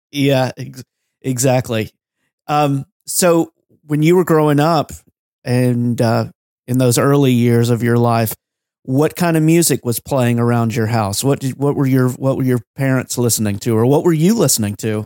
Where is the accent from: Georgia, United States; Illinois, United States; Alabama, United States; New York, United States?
Georgia, United States; growing up in Georgia